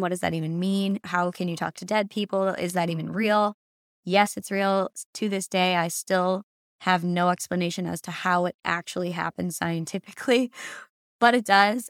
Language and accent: English; Massachusetts, United States; moved away as an adult; now in San Diego, United States; I am born and raised in Massachusetts. I moved to San Diego, California six years ago